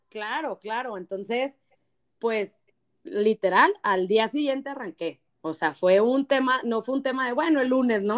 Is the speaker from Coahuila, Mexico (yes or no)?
yes; Torreón, Coahuila, Mexico; Torreón, de donde soy yo